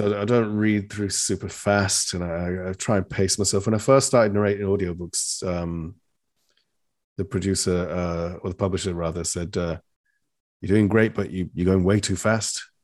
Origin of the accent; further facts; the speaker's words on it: England, United Kingdom; accent: British; an English person